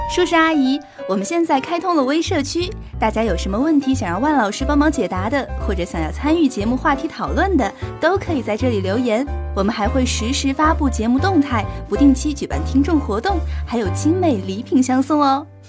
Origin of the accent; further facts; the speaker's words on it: Shanghai, China; 我是 上海本地